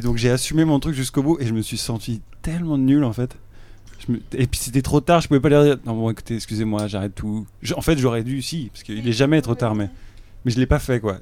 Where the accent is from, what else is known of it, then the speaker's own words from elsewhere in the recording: France; je suis française